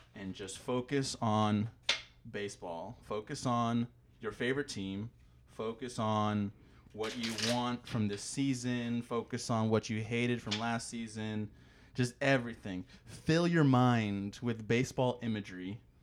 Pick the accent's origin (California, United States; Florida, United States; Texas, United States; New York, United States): Florida, United States; Tampa; I'm from Tampa